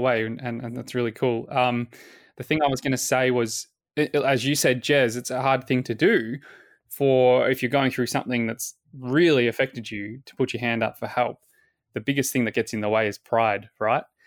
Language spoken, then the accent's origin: English; Williamstown, Victoria, Australia; the same suburb where Flynn and I both lived, uh, growing up in Williamstown